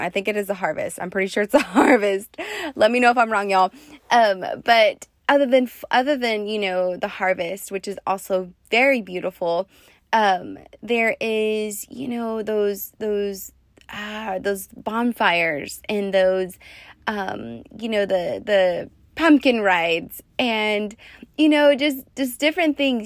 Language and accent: English; West Texas, United States; moved away as an adult; now in Las Vegas, United States; I'm also from West Texas